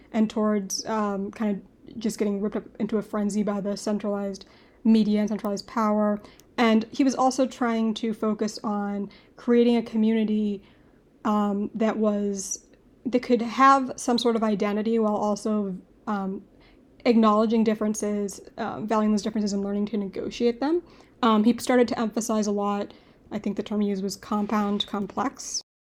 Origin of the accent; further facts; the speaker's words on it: Boston, Massachusetts, United States; I'm from Boston